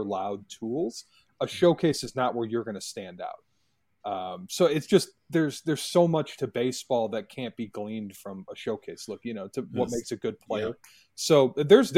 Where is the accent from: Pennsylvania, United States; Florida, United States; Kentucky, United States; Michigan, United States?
Michigan, United States; my home state